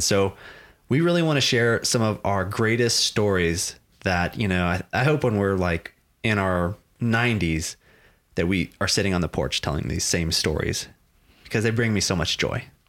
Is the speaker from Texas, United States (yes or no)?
yes; Texas, United States; I grew up in Texas. I grew up in this part of Texas. I've been here my whole life